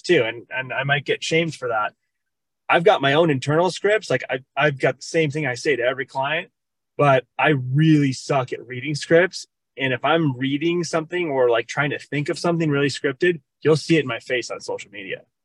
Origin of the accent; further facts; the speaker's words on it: Minnesota, United States; also born or lived in Arizona; now in Cave Creek, United States; I am originally from Minnesota